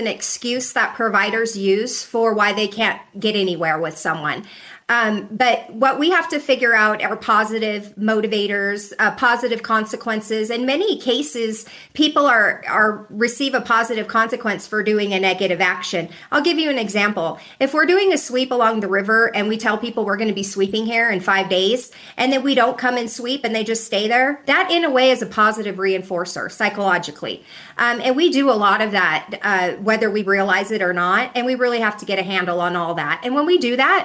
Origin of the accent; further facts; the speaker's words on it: Hawthorne, Nevada, United States; now in Reno, United States; I was born and raised in Hawthorne, Nevada, little town, 2,000-3,000 people